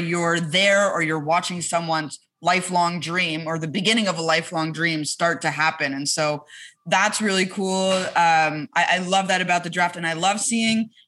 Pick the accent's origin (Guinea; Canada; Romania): Canada; Montreal, Quebec; moved away; I'm from Montreal